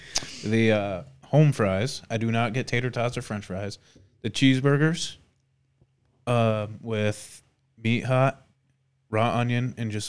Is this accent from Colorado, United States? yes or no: no; Ontario, New York, United States; now in Chili, United States; Because I grew up in Ontario.